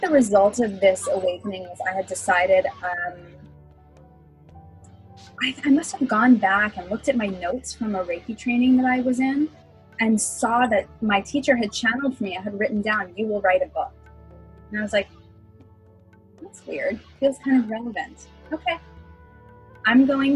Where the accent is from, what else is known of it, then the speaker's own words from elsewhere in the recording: Pennsylvania, United States; also born or lived in New York; now in California, United States; I was living in New York, but I'm from Pennsylvania